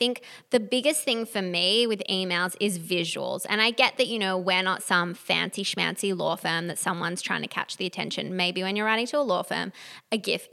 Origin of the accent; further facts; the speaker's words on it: Australia; we are Australian